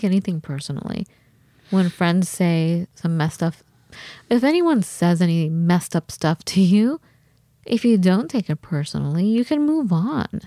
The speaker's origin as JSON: {"language": "English", "region": "California", "country": "United States", "also_born_or_lived": "Wisconsin", "moved": "yes", "said": "I'm from California"}